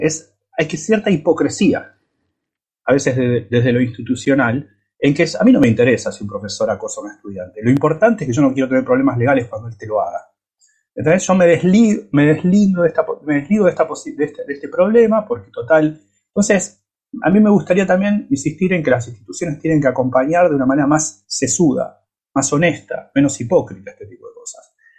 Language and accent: Spanish; Buenos Aires, Argentina; moved away; also born or lived in United States; yo soy argentino, latinoamericano, crecí en, en el barrio San Telmo